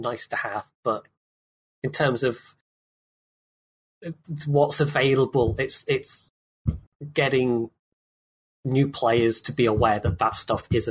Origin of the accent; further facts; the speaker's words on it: United Kingdom; as a Brit